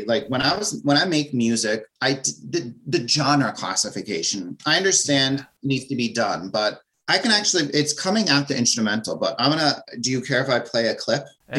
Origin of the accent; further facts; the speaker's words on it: New Jersey, United States; All right, so I'm from New Jersey, so people think it's like Jersey Shore